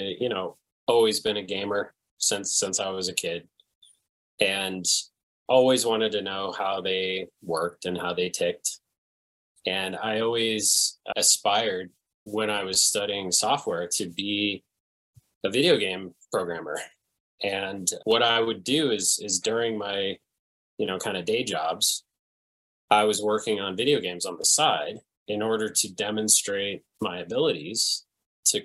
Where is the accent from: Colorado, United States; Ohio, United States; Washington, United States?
Colorado, United States; Castle Rock; also born or lived in Englewood, Colorado / Fort Collins, Colorado / Denver suburbs; I was born in Inglewood. I grew up in Castle Rock